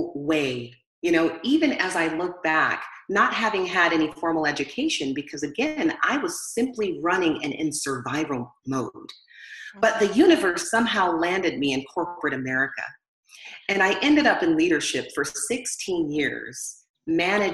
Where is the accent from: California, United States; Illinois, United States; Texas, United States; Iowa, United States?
California, United States; Southern; I grew up in Southern California here in the United States.